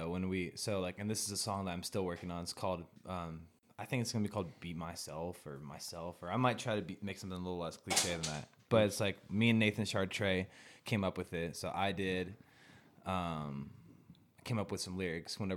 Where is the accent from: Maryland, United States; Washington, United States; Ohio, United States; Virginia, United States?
Washington, United States; Spokane; also born or lived in Richland, Washington / Coeur d'Alene, Idaho; I was born in Richland. Oh, in Washington. Richland. okay. been in Spokane area most of my like life.